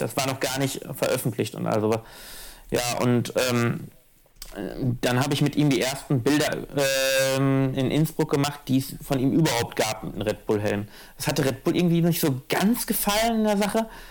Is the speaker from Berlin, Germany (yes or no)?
no; Ruhr area, North Rhine-Westphalia, Germany; born or raised there; moved away